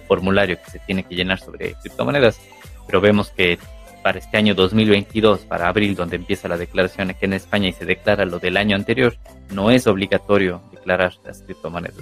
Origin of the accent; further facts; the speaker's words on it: Ecuador; now in Europe; yo soy de Ecuador, y vivo en Europa